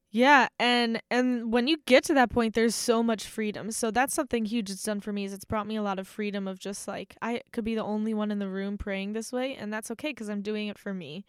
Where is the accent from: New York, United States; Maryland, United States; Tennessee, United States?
Maryland, United States; moved away as an adult; now in Steubenville, United States; there's one in my hometown, so every time I go home to visit